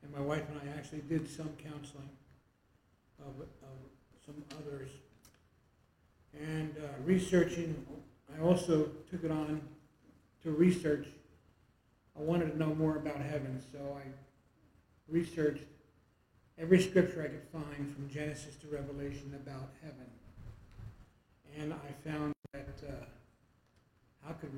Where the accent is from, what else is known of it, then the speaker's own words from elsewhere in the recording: New Jersey, United States; moved away as an adult; also born or lived in Washington, D.C. / Colorado; now in Arizona, United States; I'm 75. I was raised in New Jersey for all of my growing up years and college years